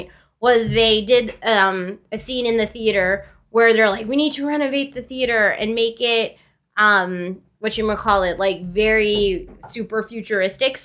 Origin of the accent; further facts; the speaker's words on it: Canada; we're Canadian